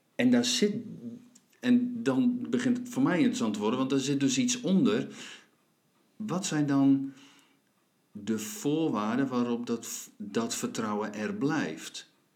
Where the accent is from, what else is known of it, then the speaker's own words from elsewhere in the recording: Friesland, Netherlands; ik ben Fries in hart